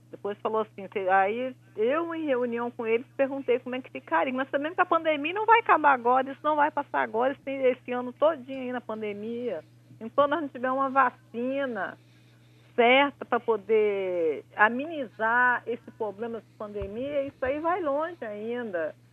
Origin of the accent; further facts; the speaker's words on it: Vitória, Espírito Santo, Brazil; Não, sou de Vitória, do Espírito Santo.